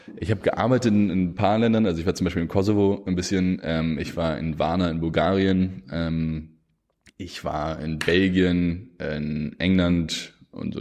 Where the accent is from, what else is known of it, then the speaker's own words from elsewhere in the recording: Germany; als Deutsche